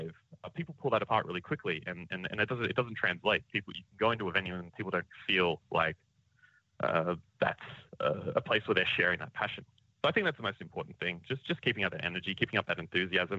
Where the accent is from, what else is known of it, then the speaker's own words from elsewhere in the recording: Canberra, Australian Capital Territory, Australia; moved away as an adult; now in Brisbane, Australia; we grew up down in Canberra, going to the Wigan Pen